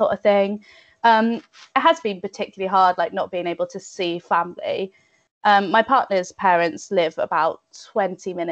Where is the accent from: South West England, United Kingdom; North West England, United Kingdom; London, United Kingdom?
South West England, United Kingdom; North Devon; moved away as an adult; also born or lived in Bath; now in Cheltenham, United Kingdom; I'm originally from North Devon. So it's like Biddeford, Barnstable sort of area, lovely beaches, all of that.